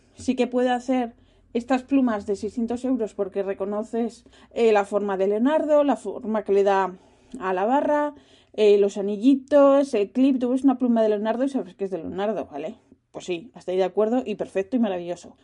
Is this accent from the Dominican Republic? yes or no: no; Spain; now in Netherlands; yo vengo de España